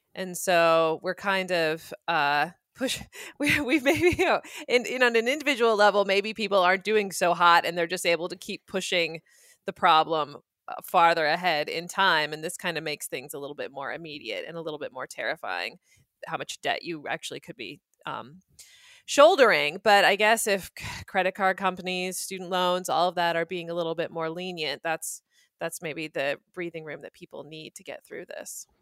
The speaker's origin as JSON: {"language": "English", "country": "United States", "said": "as an American"}